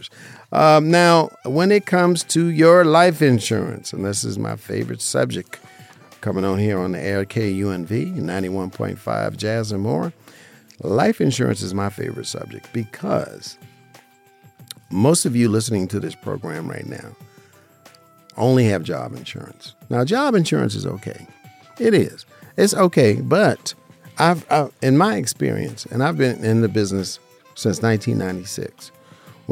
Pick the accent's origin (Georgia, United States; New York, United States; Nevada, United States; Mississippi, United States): Nevada, United States; Las Vegas; Born and raised in Las Vegas, Nevada